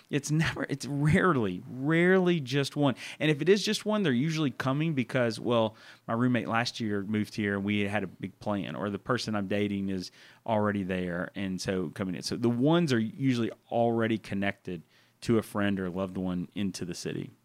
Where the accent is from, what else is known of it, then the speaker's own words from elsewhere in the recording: Murfreesboro, Tennessee, United States; moved away as an adult; also born or lived in Texas; now in Memphis, United States; I'm from Murfreesboro, Tennessee.